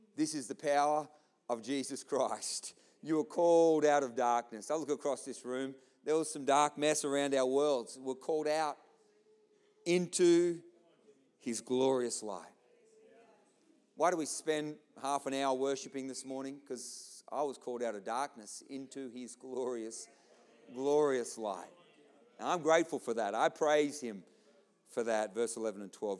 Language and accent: English; Australia; I'm an Aussie.